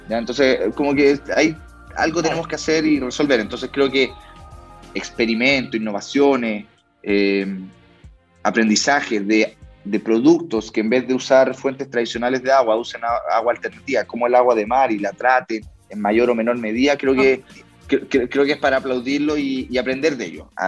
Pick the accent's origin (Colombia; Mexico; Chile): Chile; uno de los principales temas que vamos a estar viendo como sociedad, como sociedad chilena, sea donde sea que estemos viviendo, haciendo nuestra vida en, Chile